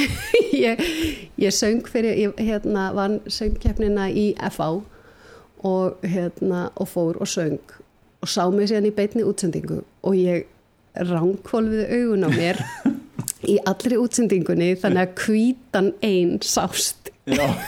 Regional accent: Reykjavík, Capital Region, Iceland; moved away as an adult; also born or lived in Ólafsfjörður; ég er alveg upp í Reykjavík

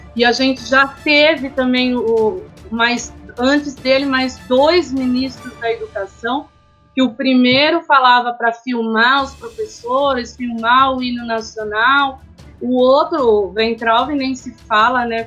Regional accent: Serra Negra, São Paulo, Brazil; sou de Serra Negra

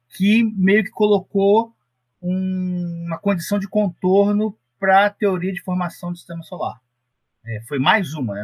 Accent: Paracambi, Rio de Janeiro, Brazil; eu sou de minha origem, sou fluminense. É, eu nasci numa cidade chamada Paracambi

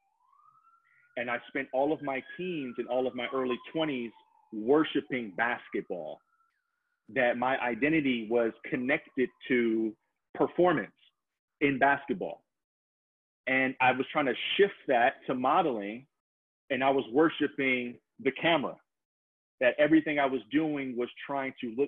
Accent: Detroit, Michigan, United States; moved away as an adult; I'm originally from Detroit

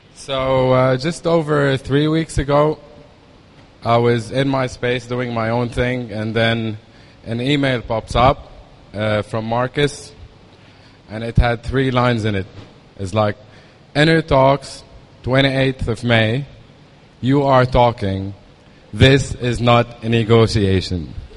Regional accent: Lebanon; moved away as an adult; also born or lived in Dubai; I was born in Lebanon in 1980

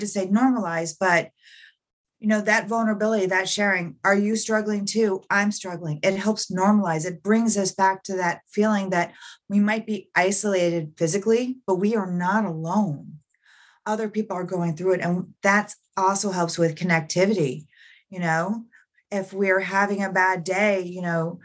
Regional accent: Central Florida, United States; I grew up in Central Florida, and I grew up in, you know, a poverty-stricken area

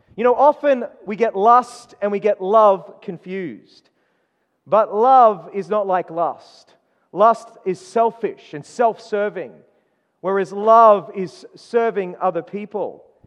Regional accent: Queensland, Australia; moved away; I was born in Queensland

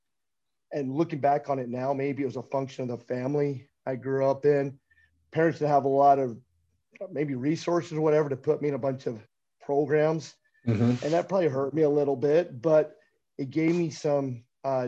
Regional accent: Lubbock, Texas, United States; Growing up in Lubbock

